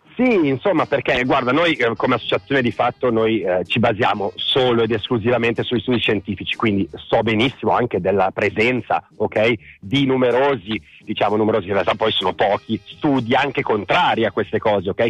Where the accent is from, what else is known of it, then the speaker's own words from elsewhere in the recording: Milan, Lombardy, Italy; io sono di Milano